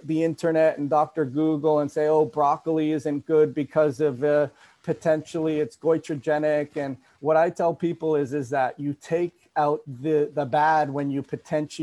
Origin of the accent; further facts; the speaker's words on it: Toronto, Ontario, Canada; moved away; I'm from Toronto. Yeah. I'm originally from Canada